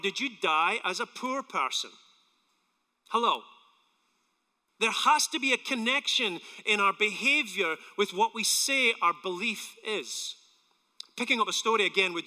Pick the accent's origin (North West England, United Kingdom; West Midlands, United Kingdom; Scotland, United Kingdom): Scotland, United Kingdom; now in United States; I'm from Scotland